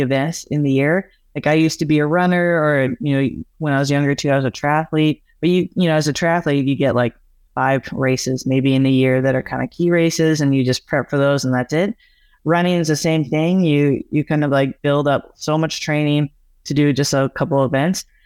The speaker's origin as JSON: {"language": "English", "region": "Alberta", "country": "Canada", "tie": "born or raised there", "said": "where I grew up in Alberta, it's just, like, flat, prairie lands"}